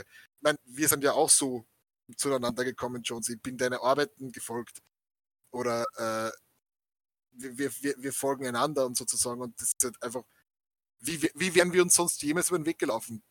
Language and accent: German; Austria; wir sind aus Sim-, aus Österreich